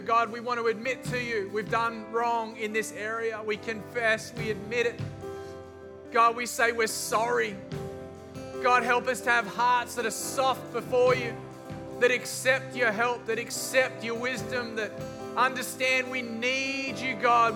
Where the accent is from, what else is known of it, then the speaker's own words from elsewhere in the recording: Australia; I was raised in Australia